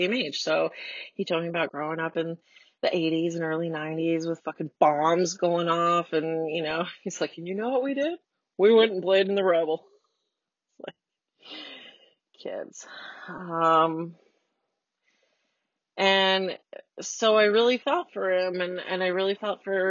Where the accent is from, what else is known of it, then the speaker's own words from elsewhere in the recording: United States; I'm already an American